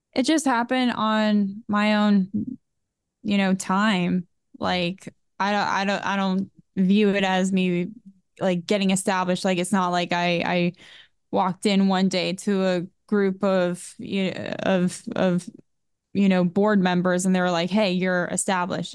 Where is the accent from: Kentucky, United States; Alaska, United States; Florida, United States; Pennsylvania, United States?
Florida, United States; Boca Raton; I was born in Boca Raton, Florida, and it was a wonderful city and community to grow up in.